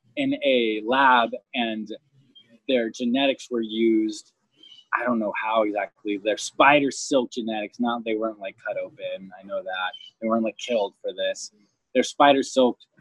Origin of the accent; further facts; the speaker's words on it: Homestead, Florida, United States; I grew up in Homestead